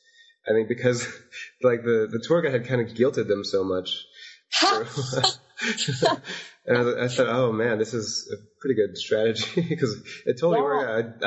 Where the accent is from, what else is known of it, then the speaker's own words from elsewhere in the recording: Las Vegas, Nevada, United States; It makes it really special compared to like where I grew up in Las Vegas